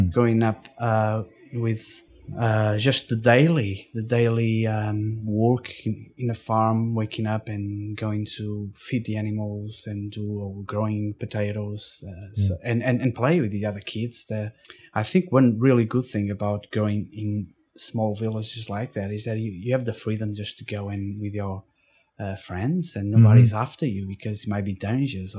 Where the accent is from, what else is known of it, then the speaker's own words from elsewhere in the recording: Portugal; moved away as an adult; also born or lived in Porto, Portugal; now in Tasmania, Australia; I grew up in Portugal